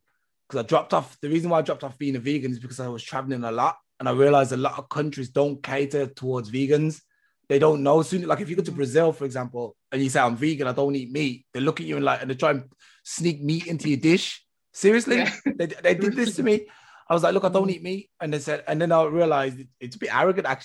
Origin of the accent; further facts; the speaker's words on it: Birmingham, West Midlands, United Kingdom; moved away as an adult; also born or lived in Rugby; we was raised all over Birmingham, Smethwick, Handsworth.